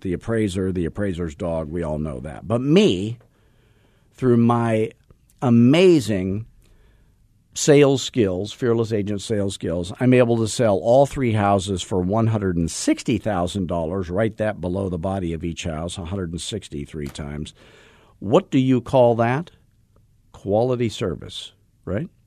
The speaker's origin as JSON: {"language": "English", "region": "Arizona", "country": "United States", "tie": "born or raised there"}